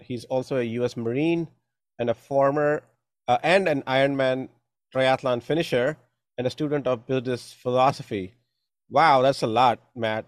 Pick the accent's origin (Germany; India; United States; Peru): India; moved away; growing up in India